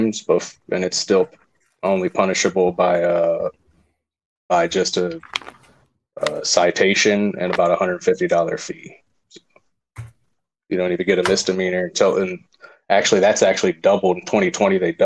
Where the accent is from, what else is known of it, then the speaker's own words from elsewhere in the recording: Ohio, United States; I'm from Ohio